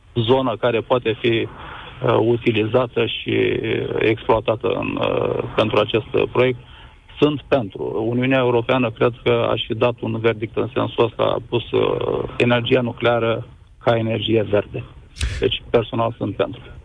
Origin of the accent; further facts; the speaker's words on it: Cernavodă, Constanța County, Romania; sunt din Cernavodă, trăiesc cu familia aici